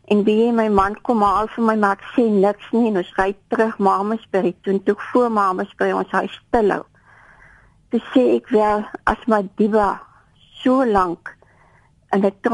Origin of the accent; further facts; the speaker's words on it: Despatch, Eastern Cape, South Africa; van die Spatch.